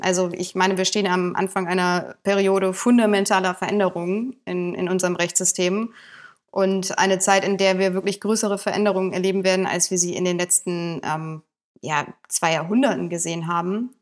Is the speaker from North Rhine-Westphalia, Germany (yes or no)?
yes; Bonn, North Rhine-Westphalia, Germany; ich komme gebürtig auch aus Bonn.